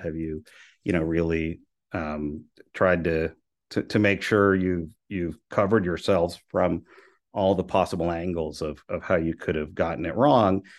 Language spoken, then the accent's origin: English; Venezuela; moved away; also born or lived in Miami; I'm, I'm from Venezuela.